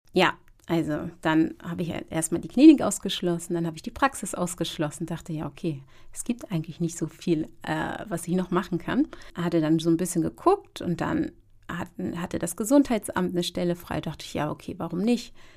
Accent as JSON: {"language": "German", "region": "Hamburg", "country": "Germany", "tie": "born or raised there", "said": "ich als ja eigentlich Deutsche, muss man gestehen, ich bin zwar Ghanaisch, aber ich bin hier aufgewachsen"}